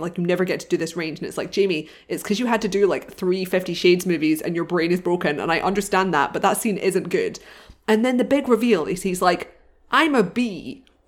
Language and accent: English; United Kingdom; I'm not from Ireland, but I'm from next door